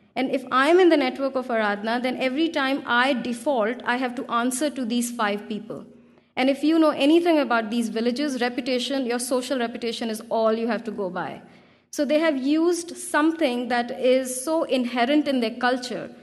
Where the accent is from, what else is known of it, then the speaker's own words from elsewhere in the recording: India; English is a second language; I come from India